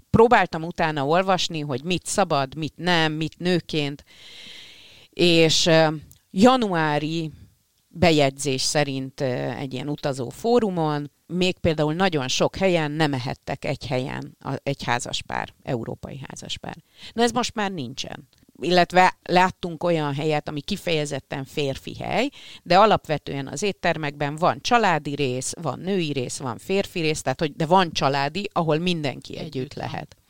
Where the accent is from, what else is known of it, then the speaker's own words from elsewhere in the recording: Hungary; magyarok vagyunk